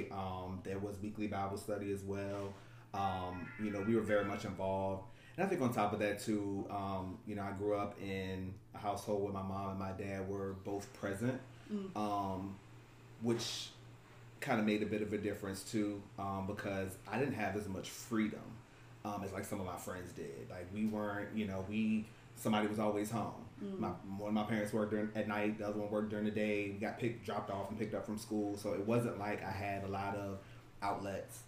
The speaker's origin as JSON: {"language": "English", "town": "Richmond", "region": "Virginia", "country": "United States", "tie": "born or raised there", "said": "I'm born and raised right here in Richmond, Virginia."}